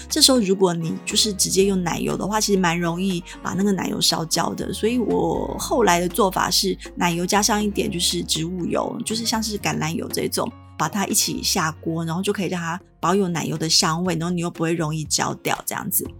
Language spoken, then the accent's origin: Chinese; Taiwan; 我们台湾